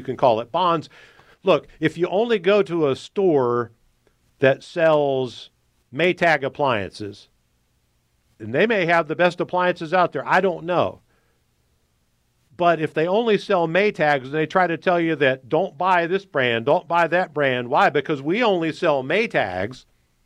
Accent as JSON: {"language": "English", "country": "United States", "said": "as an American"}